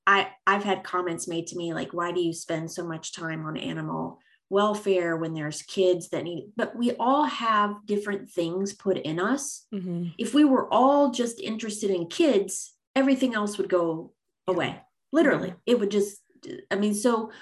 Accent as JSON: {"language": "English", "region": "Missouri", "country": "United States", "moved": "yes", "lives_now": "East Coast, United States", "said": "I'm actually from Missouri and I moved to the East Coast"}